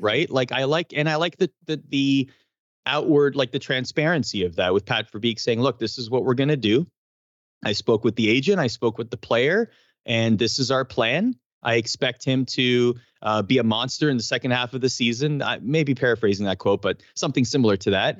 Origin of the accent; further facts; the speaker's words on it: Canada; as a Canadian